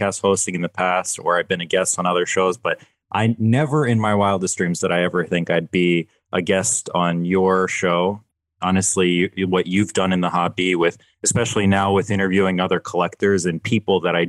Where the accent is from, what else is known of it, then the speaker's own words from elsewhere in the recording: Philadelphia, Pennsylvania, United States; I'm a Philly guy. I'm from Philadelphia